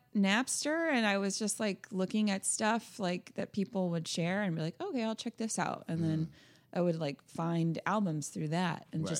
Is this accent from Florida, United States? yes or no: yes; Florida, United States; We're from Florida.